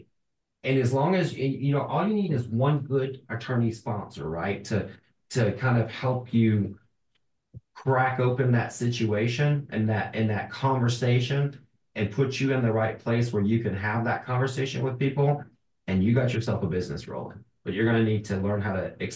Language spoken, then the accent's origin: English; LaGrange, Georgia, United States; I'm from LaGrange, Georgia